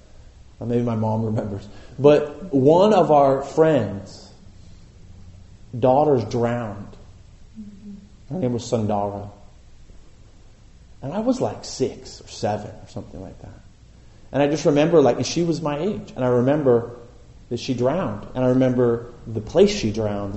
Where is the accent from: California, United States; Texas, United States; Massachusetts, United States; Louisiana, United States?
California, United States; Boulder Creek; I grew up in Boulder Creek